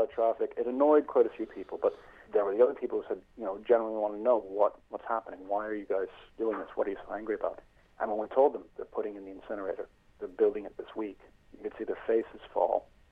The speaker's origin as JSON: {"language": "English", "country": "United States", "also_born_or_lived": "Sandymount, Dublin, Ireland", "moved": "yes", "lives_now": "Dublin, Ireland", "said": "I am an American living here in Sandy Mount."}